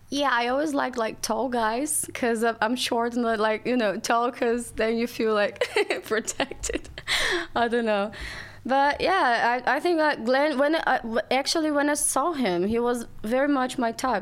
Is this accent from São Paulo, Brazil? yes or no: no; Rio de Janeiro, Brazil; English is a second language; moved away as an adult; now in London, United Kingdom; So I'm from Brazil. My family's from Brazil. I grew up in Rio and yeah, it's the first time that I'm far from home